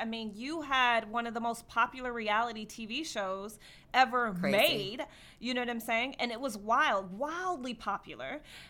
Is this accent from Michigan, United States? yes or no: yes; Detroit, Michigan, United States; moved away as an adult; also born or lived in Chicago; now in Los Angeles, United States; I'm not from LA. I'm from Detroit. I went to school in Chicago, all these things, Midwest girl.